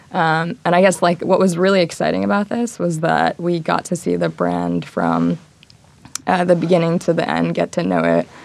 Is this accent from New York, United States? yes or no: yes; Long Island, New York, United States; I'm originally from Long Island, grew up in New York